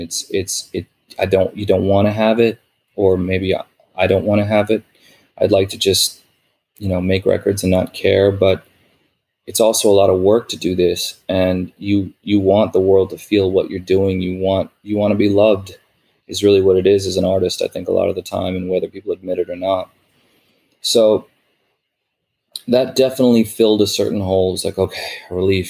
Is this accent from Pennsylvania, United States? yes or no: no; New York, United States; growing up in New York